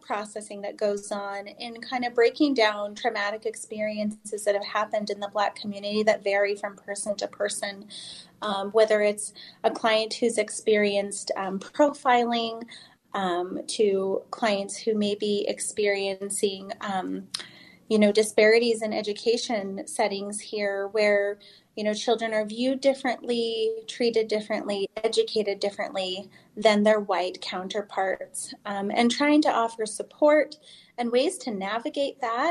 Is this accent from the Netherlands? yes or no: no; Utah, United States; I grew up here in Utah